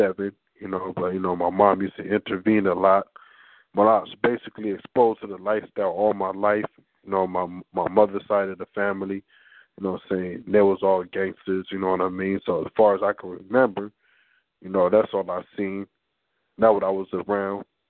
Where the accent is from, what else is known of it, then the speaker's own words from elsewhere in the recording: California, United States; Growing up in Cali